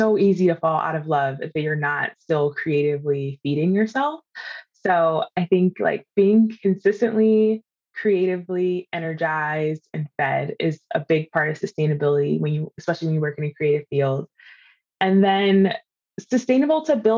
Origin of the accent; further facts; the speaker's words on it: East Coast, United States; now in California, United States; I'm originally from the East Coast, but I live in California now